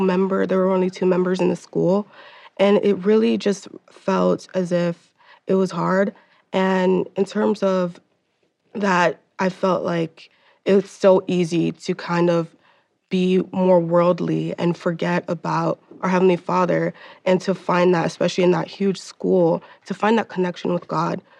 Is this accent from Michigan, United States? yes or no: no; Miami, Florida, United States; moved away; I am from the East Coast. I'm from Miami, Florida. So, being that I was in a school with 2,000 kids